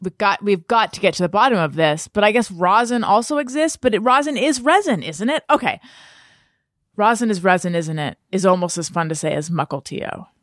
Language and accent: English; Southern California, United States; I grew up in Southern California